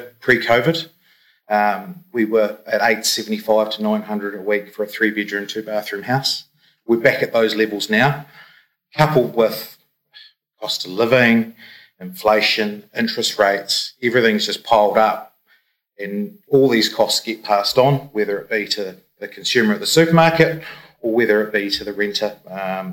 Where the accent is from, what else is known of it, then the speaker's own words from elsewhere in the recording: Christchurch, Canterbury, New Zealand; moved away as an adult; now in Queenstown, New Zealand; I'm from Christchurch. I moved down in 2002